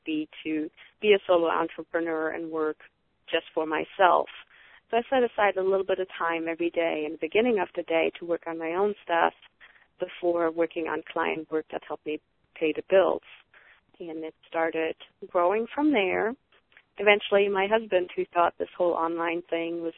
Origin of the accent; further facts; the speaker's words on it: Germany; moved away; I'm originally from Germany, and I still have a lot of family over there